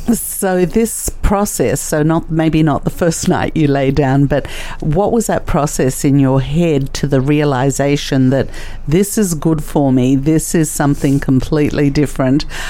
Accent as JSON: {"language": "English", "country": "Australia", "tie": "born or raised there", "also_born_or_lived": "Russia", "said": "I was born in Russia, and I came to Australia when I was three or four years old"}